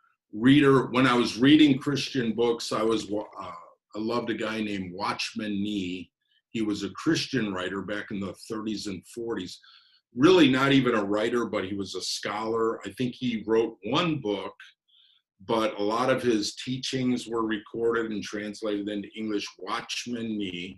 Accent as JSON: {"language": "English", "town": "Chicago", "region": "Illinois", "country": "United States", "tie": "born or raised there", "said": "raised in a big family. We had 12 kids on the south side of Chicago"}